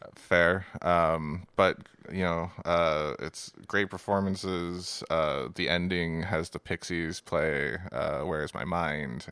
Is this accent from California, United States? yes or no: no; Seattle, Washington, United States; We grew up in Seattle